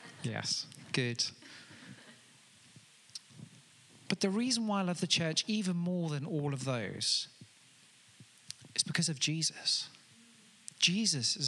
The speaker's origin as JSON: {"language": "English", "town": "Amanzimtoti", "region": "KwaZulu-Natal", "country": "South Africa", "tie": "born or raised there", "moved": "yes", "lives_now": "Telford, United Kingdom", "said": "I grew up in Africa in a place called Amanzimtoti"}